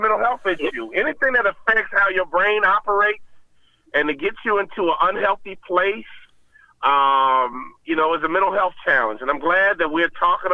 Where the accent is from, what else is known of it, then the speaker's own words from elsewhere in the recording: Chicago, Illinois, United States; moved away; also born or lived in Minnesota; I grew up in Chicago on the South Side and had a great childhood